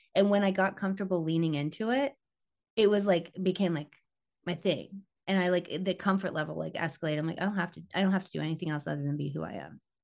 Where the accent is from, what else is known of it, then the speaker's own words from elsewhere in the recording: Tampa, Florida, United States; moved away as an adult; also born or lived in southern Missouri; now in Missouri, United States; we moved to Tampa when I was nine, and so like Tampa, I feel like was kind of like my formative years. It was like fourth grade through high school